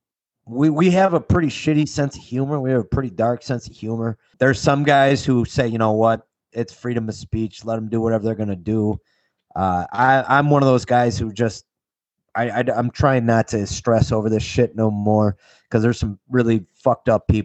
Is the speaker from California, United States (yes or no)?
no; Chicago, Illinois, United States; I'm from Chicago, and we play 16-inch